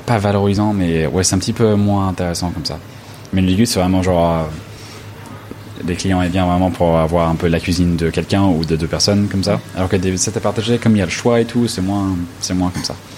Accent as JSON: {"language": "French", "town": "Los Angeles", "region": "California", "country": "United States", "tie": "born or raised there", "second_language": "French", "moved": "yes", "lives_now": "France", "said": "je viens de Los Angeles"}